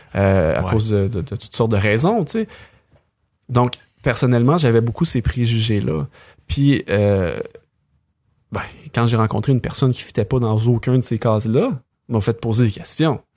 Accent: Quebec, Canada; on on est québécois

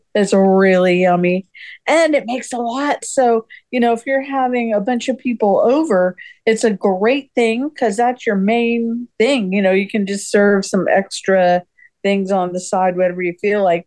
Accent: California, United States; I grew up in California

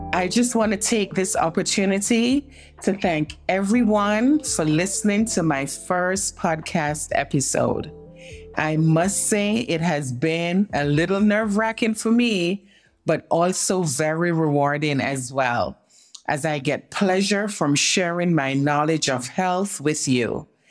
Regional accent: Jamaica; now in New York City, United States; I grew up in Jamaica as a young girl

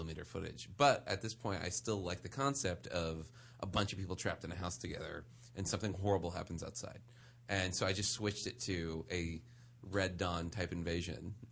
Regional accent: New Orleans, Louisiana, United States; now in Los Angeles, United States; I grew up in New Orleans

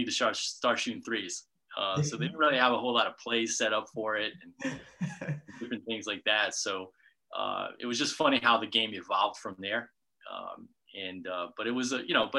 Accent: Bristol, Rhode Island, United States; also born or lived in New Hampshire; I'm a native Rhode Islander, so I grew up in Bristol, Rhode Island

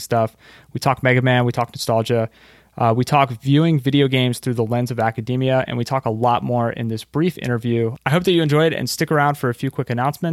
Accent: right outside Philadelphia, Pennsylvania, United States; where I live currently and also where I grew up

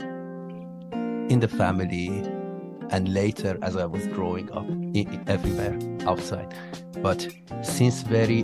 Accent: Iran; moved away as an adult; also born or lived in Malaysia; now in Kuala Lumpur, Malaysia; I come from Iran. I was born there and raised there.

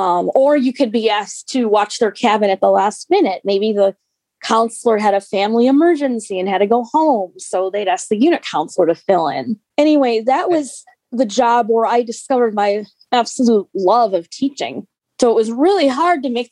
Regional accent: Park Ridge, Illinois, United States; where I was living in my hometown of Park Ridge

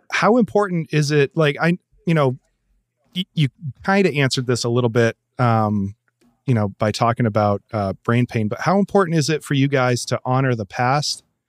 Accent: Gardner, Massachusetts, United States; I grew up in Gardner, Massachusetts

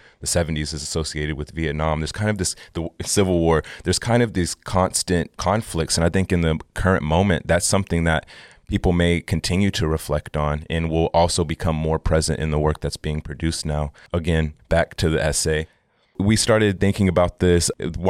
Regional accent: Oklahoma, United States; as a Southerner, you know, as a Black American, as someone who is, you know, grew up in Oklahoma and, you know, a tribal community

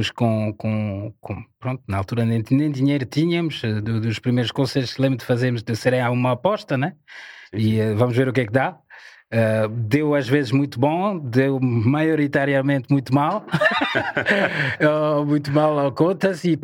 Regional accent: Paris, Île-de-France, France; Portuguese is a second language; also born or lived in Ivory Coast; now in Portugal; Eu cresci francesa? em Paris. Okay. Cresci em Paris.

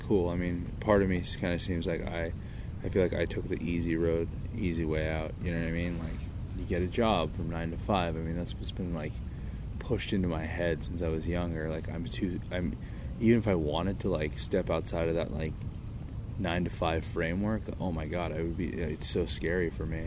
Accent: Irvine, California, United States; growing up in Irvine without money.

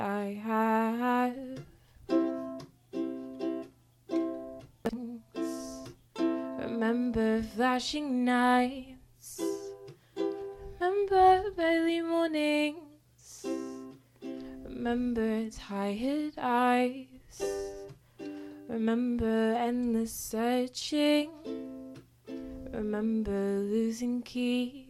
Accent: Melbourne, Victoria, Australia; also born or lived in London / Devon; I was born in England and I lived there till I was about five. We lived in London first and then Devon, which is like a further out, smaller kind of townish kind of and then we moved over to Melbourne when I was about six

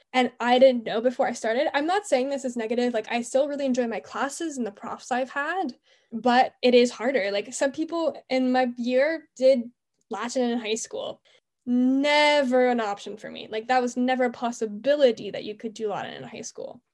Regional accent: Montreal, Quebec, Canada; I'm from Montreal, Canada

